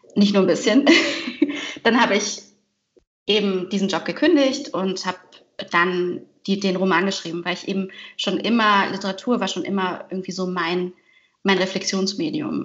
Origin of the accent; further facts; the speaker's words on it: Heidelberg, Baden-Württemberg, Germany; also born or lived in Vancouver; now in Cologne, Germany; ich bin in Heidelberg geboren, aber ich identifiziere mich nicht sehr stark mit der Stadt, eher vielleicht mit, dem, mit der Ablehnung dieser Stadt, der ich sehr früh weggezogen